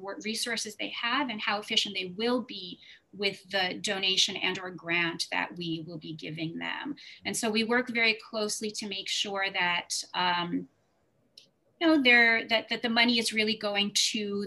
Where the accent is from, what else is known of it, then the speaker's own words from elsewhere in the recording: New York, United States; also born or lived in Soviet Union / St. Louis; We then moved to New York, and I grew up in the city, and I've been here my whole life, even went to NYU. And a proud New Yorker